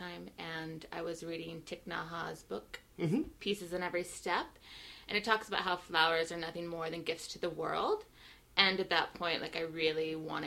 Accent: coast of Oregon, United States; moved away; I'm not from Seattle. I'm from the coast of Oregon originally

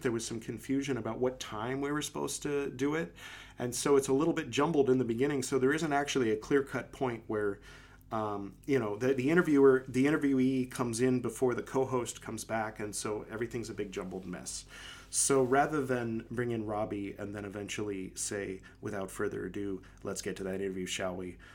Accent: Los Angeles, California, United States; moved away as an adult; growing up in LA, I was in LA from the time I was born until a few years ago

